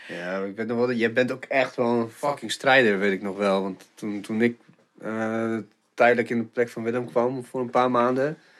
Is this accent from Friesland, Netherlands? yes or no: yes; Stellingwerf, Friesland, Netherlands; moved away as an adult; now in Groningen, Netherlands; ik ben echt opgegroeid in het noorden. Nou, Stellingwerf, maar officieel is dat natuurlijk ook Friesland